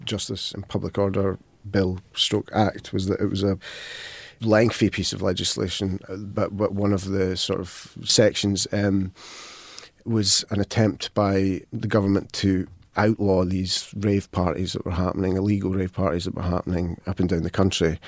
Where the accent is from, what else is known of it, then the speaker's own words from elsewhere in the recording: Falkirk, Scotland, United Kingdom; I come from Falkirk